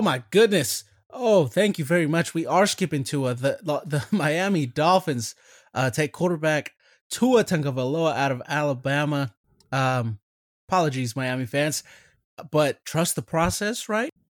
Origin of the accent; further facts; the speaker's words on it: Mexico; moved away; I was born in Mexico